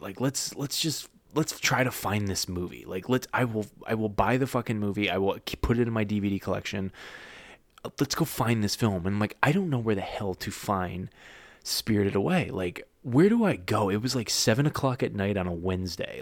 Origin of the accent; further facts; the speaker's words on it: United States; now in Florida, United States; I'm an American living in Florida